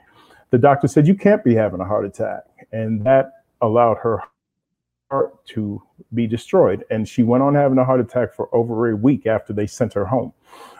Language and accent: English; New York City, New York, United States; also born or lived in Brooklyn / Queens; I'm from Brooklyn, but we moved out to Queens.